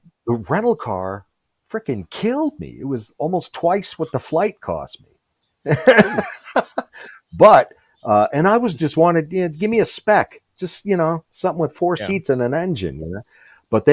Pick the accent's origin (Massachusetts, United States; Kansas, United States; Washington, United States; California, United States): Washington, United States; born or raised there; moved away